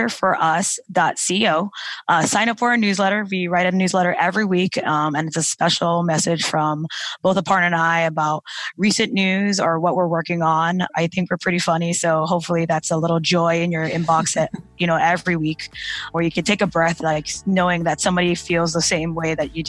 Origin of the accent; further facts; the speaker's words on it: Hawaii, United States; moved away; I'm a Hawaiian girl, I'm from Hawaii